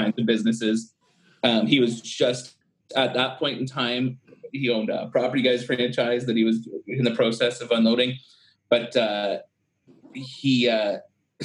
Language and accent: English; Brantford, Ontario, Canada; I was born and raised in Brantford, so I knew how to be around some grit